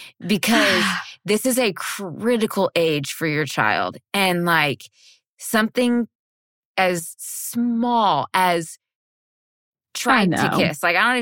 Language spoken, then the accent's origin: English; Texas, United States; I was born and raised in Texas, but Texas is huge.